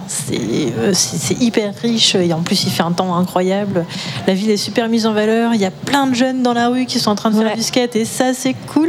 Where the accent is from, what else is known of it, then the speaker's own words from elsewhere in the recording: Vannes, Brittany, France; je viens aussi de Vannes